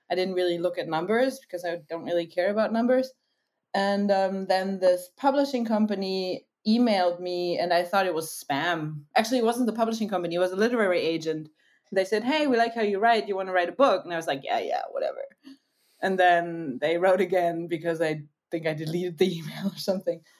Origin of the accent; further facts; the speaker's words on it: Germany; I'm from Germany. I'm half American, as you might hear sometimes.